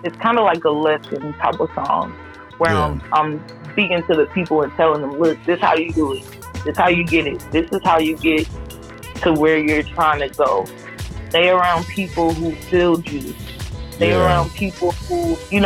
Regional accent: Louisiana, United States; I'm from Louisiana

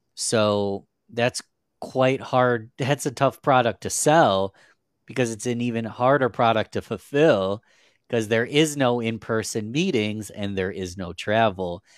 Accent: Rochester, New York, United States; I'm from a little city called Rochester, New York. It's in upstate New York in the United States. We're quite a whiles away from New York City, so I'm not a big city guy, but, um, born and raised in New York my whole life

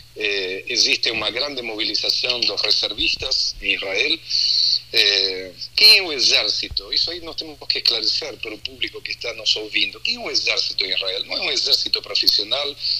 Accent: Argentina; accent: Argentine; now in Porto Alegre, Brazil; Faz 27 anos que moro em Porto Alegre, ah. nasci na Argentina, então tem um sotaque

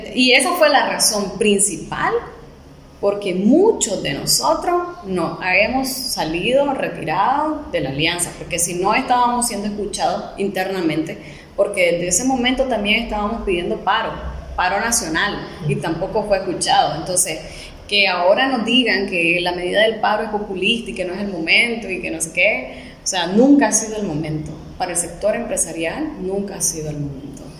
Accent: Managua, Nicaragua; yo realmente nunca he salido de acá de Managua

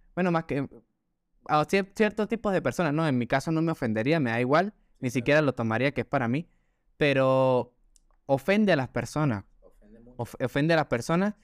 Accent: Gocho, Táchira, Venezuela; accent: gocho; pues soy muy gocho de Venezuela, y, es un acento

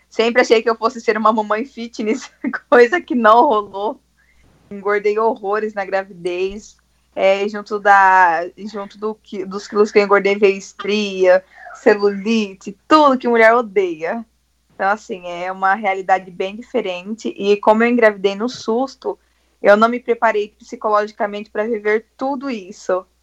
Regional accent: Bariri, São Paulo, Brazil; eu sou de Bariri, interior de São Paulo. Eu sou mamãe da Lívia, tenho 21 anos

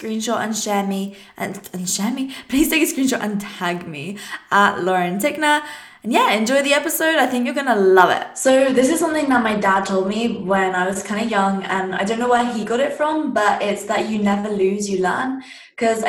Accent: Surrey, South East England, United Kingdom; I was obviously in my second last year of high school in England. That's where I'm from, a place called Surrey

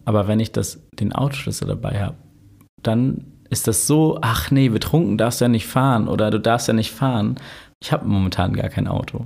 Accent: Hamburg, Germany; also born or lived in Osdorf, Hamburg / Elmshorn; ich komme aus Lurup, Alter. Aus Lurup bin in Altona ja geboren, aber ich bin Lurupa

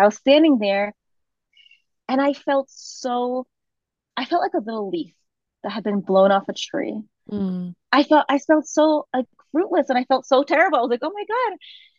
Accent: Virginia, United States; first language Spanish; moved away as an adult; now in Bolivia; you can probably sniff out I'm not from here. I was raised in the States

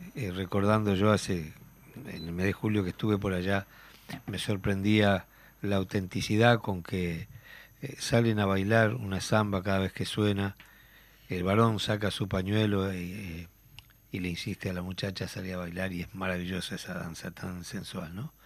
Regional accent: Tacuarembó, Uruguay; Tacuarembó, a mi pueblo

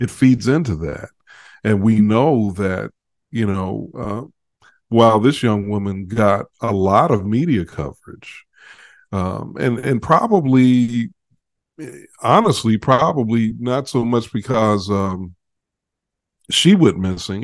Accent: Chicago, Illinois, United States; I grew up in Chicago

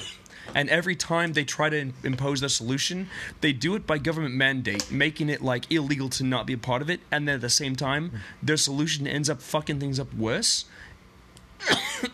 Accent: Los Angeles, California, United States; I was born and raised in Los Angeles, California

